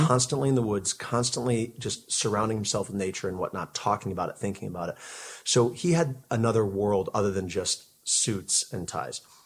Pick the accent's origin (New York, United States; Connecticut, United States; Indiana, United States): Connecticut, United States; moved away as an adult; also born or lived in Seattle / Syracuse; I grew up in Connecticut on the East Coast